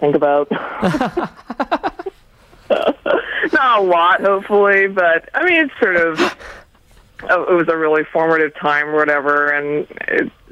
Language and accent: English; Calgary, Alberta, Canada; accent: Canadian; moved away as an adult; also born or lived in Edmonton; now in New York, United States; I grew up in Calgary